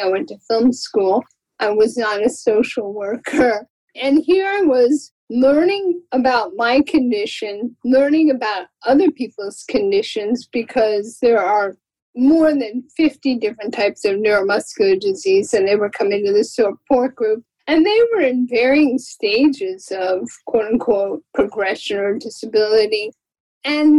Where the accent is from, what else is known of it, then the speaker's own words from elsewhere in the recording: Florida, United States; now in California, United States; I had volunteered with the Muscular Dystrophy Association when I was growing up in Florida